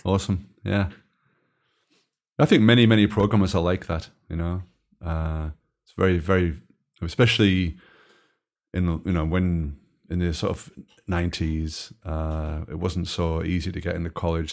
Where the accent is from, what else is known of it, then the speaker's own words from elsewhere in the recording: Belgium; I come from Belgium